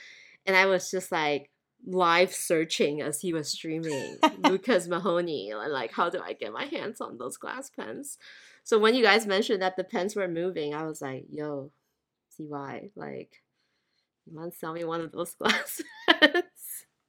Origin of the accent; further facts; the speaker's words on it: Thailand; now in United States; You know, I grew up in Thailand, so Hanging Rice and Mango just gives me like mango sticky rice vibes.